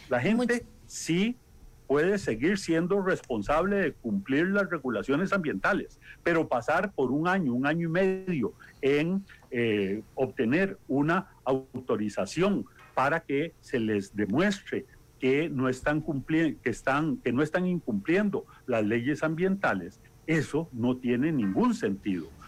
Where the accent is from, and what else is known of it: Costa Rica